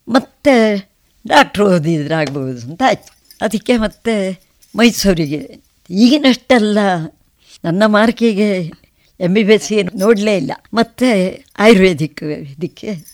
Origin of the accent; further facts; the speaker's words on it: Urimajalu, Karnataka, India; ನಾನು ಉರಿಮಜಲು ಮನೆಯಲ್ಲಿ ಹುಟ್ಟಿದೆ